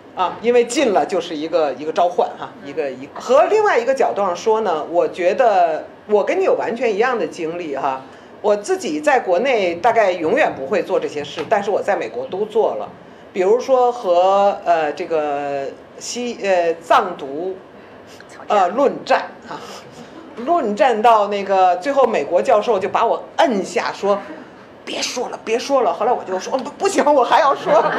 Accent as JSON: {"language": "Chinese", "country": "China", "said": "我是一个中国人"}